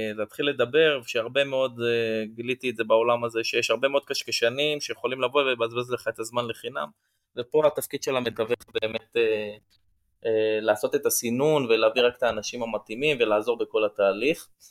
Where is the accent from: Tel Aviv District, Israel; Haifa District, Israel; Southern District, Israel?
Tel Aviv District, Israel; Tel Aviv; moved away as an adult; now in Yavne, Israel; נולדתי בתל אביב וגדלתי בקריית שלום, ואני בעשר שנים האחרונות אה, גר ביבנה